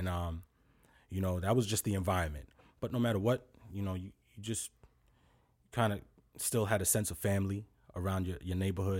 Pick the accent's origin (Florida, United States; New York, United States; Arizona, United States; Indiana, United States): New York, United States; New York City; I was born in Brooklyn.